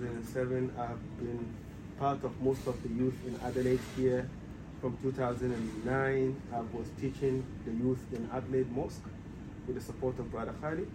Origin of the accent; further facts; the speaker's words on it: Ghana; moved away as an adult; also born or lived in Germany / Egypt; I'm originally from Ghana. My dad originally from Nigeria, but I was born in Ghana, raised in Ghana, studied in Ghana.